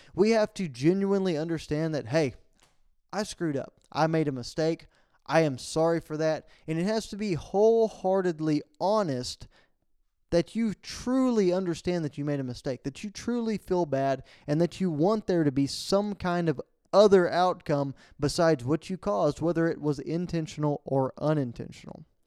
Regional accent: Falls County, Central Texas, United States; we went up to Central Texas, uh, back to my hometown for the Go Texan fundraiser at the county level for Falls County

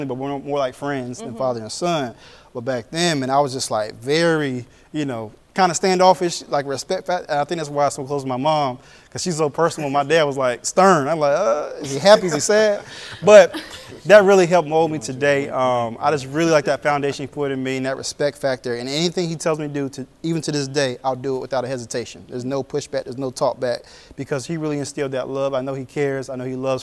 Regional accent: Raleigh, North Carolina, United States; also born or lived in Sierra Vista, Arizona; I basically grew up here in the state of North Carolina in Raleigh

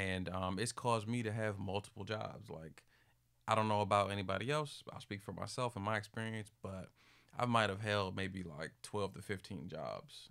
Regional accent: Capitol Heights, Maryland, United States; I'm from Capital Heights, Maryland

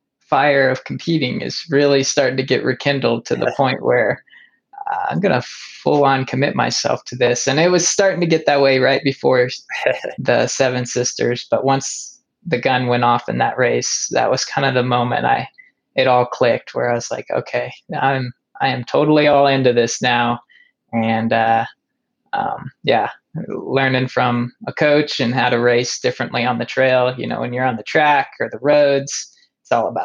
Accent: Kansas, United States; I came from Kansas, you know, downhills are going to be the worst for me.

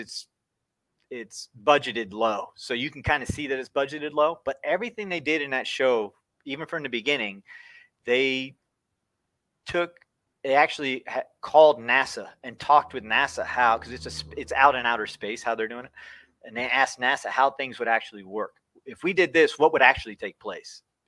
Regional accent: Boynton Beach, Florida, United States; now in North Alabama, United States; Boynton Beach, Florida, is where I was born

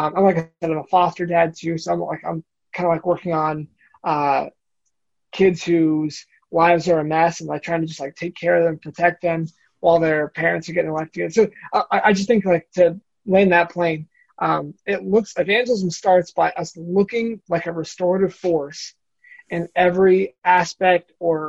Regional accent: Bowling Green, Ohio, United States; So I mentioned I came from Bowling Green, there's a church there.

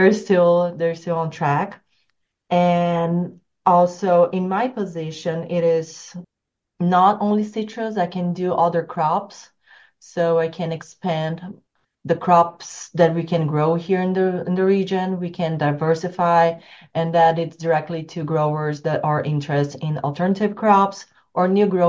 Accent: São Paulo, Brazil; English is a second language; My hometown's surrounded by sugar cane, fun enough.

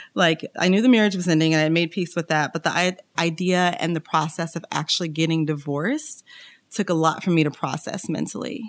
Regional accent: Kansas City, United States; I'm originally from Kansas City, home of the Kansas City Chiefs, Kansas City Royals

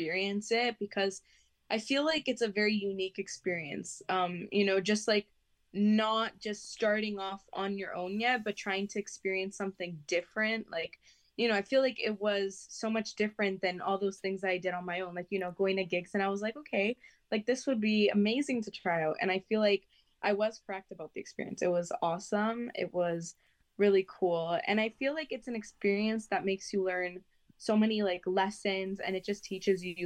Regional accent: Toronto, Ontario, Canada; I'm from Canada

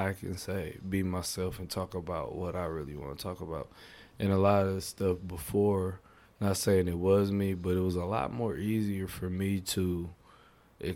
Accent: Flint, Michigan, United States; growing up in Flint

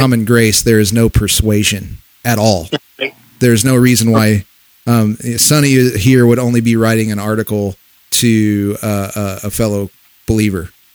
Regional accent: Missouri, United States; we're from Missouri, from Missouri

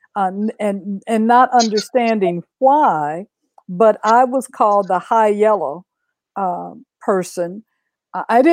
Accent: Oklahoma, United States; I grew up in Oklahoma.

